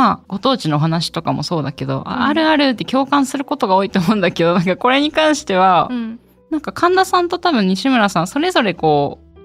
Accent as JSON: {"language": "Japanese", "region": "Kagoshima", "country": "Japan", "said": "ぜひお読みください、はい、今日のテーマは私の出身の鹿児島の方言につい"}